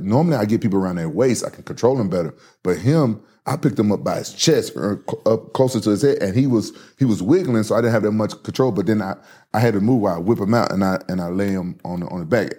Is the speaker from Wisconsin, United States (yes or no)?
no; Memphis, Tennessee, United States; growing up in Memphis